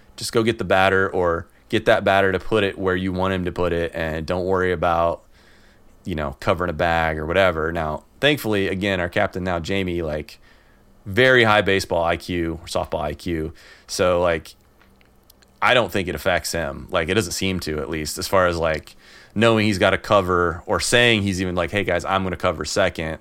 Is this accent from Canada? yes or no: no; the Midwest, Illinois, United States; now in San Francisco Bay Area, United States; I grew up in the Midwest